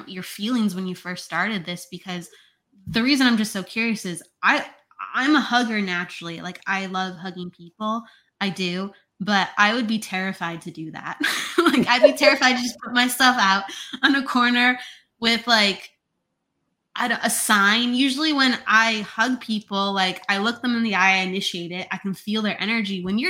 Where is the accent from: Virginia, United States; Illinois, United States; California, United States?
Illinois, United States; I grew up in Illinois, but I didn't go to Chicago very much